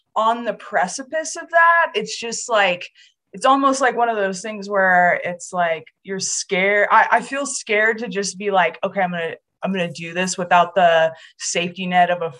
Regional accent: Oregon, United States; I grew up in Oregon, and that's where my tribe is also from

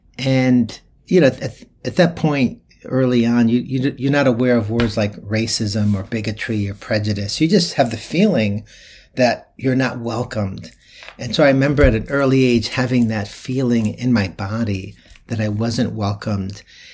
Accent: Springfield, Massachusetts, United States; I grew up in Springfield, Massachusetts, and at the age of 7 years old, my family moved into an all-white neighborhood. In fact, we were the first Latino family moving in.

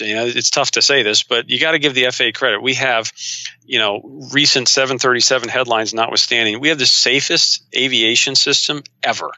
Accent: Ohio, United States; also born or lived in North Carolina; my home state

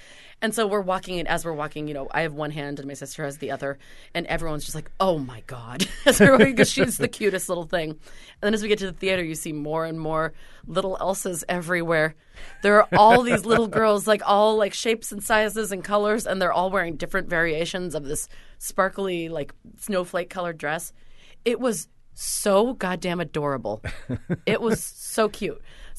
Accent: Seattle, Washington, United States; like going to see the Nutcracker when I was growing up in Seattle.

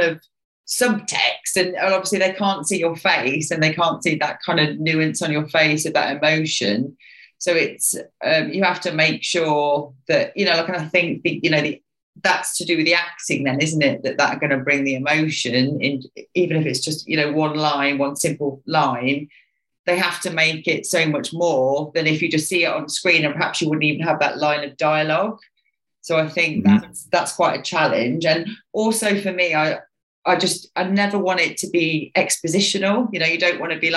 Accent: West Midlands, United Kingdom; I'm from Midlands in West Midlands in obviously UK

